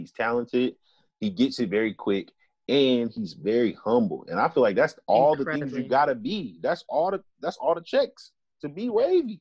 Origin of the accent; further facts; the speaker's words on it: Tulsa, Oklahoma, United States; I'm from the town.